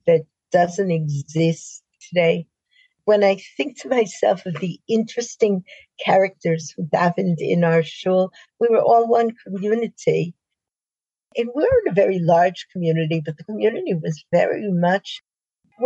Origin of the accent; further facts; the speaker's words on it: Spring Valley, New York, United States; moved away as an adult; also born or lived in Beit She'an, Israel; now in Israel; I grew up in Spring Valley, New York